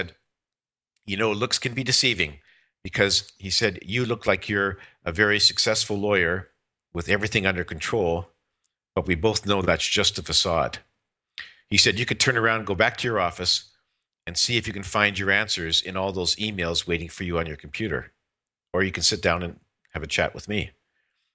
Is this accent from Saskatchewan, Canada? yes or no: yes; Saskatchewan, Canada; I was born and raised in Saskatchewan